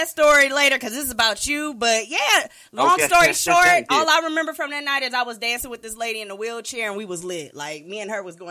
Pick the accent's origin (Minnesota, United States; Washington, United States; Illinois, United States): Minnesota, United States; I'm from Minnesota, so I got to party with him down to the damn Paisley Park.